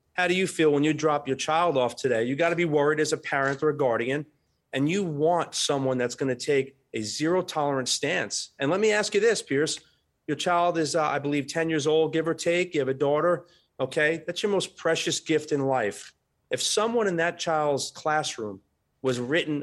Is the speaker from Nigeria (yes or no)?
no; New York, United States; now in Florida, United States; my hometown in New York, Chicago.